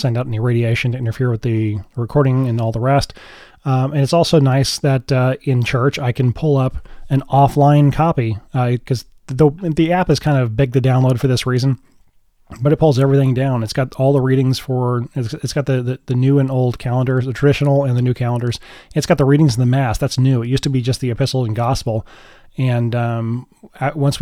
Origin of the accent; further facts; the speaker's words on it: United States; I'm American